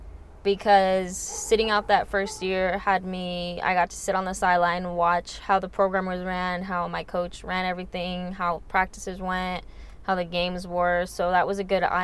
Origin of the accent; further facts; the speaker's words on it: Northridge, California, United States; I'm that kid from Northridge